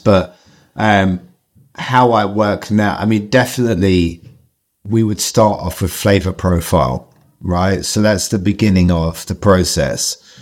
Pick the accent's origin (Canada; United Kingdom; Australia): United Kingdom; London; I grew up in Southeast London